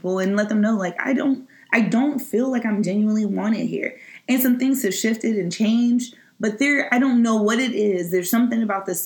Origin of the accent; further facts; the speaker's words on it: Midwest, United States; moved away; I'm from the Midwest where people are just like, you know, always just kind of appeasing others